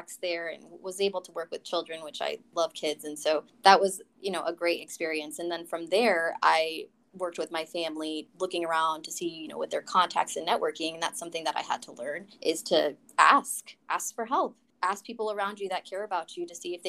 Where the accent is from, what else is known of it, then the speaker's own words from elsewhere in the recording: Colorado Springs, Colorado, United States; moved away as an adult; also born or lived in Denver, Colorado; now in Washington, DC, United States; I hail from Colorado, Colorado Springs specifically, and I grew up there pretty much my entire life